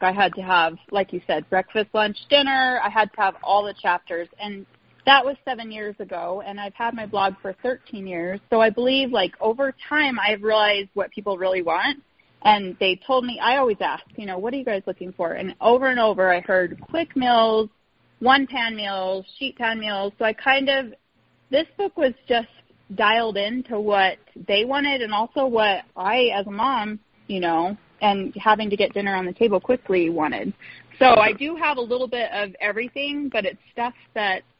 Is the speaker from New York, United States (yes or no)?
no; Arizona, United States; also born or lived in Miami; now in Utah, United States; growing up in Arizona, Mexican food, it just, whenever I eat it, I feel like I'm home